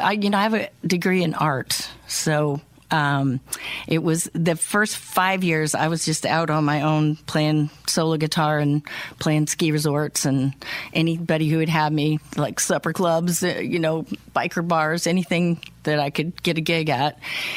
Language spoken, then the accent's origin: English; Illinois, United States; born or raised there